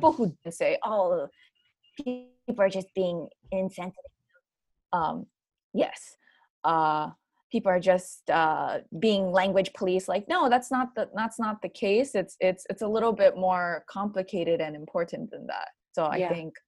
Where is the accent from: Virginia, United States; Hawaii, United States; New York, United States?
Hawaii, United States; also born or lived in Oregon; growing up in Hawaii, for example, we have a very deeply embedded joke culture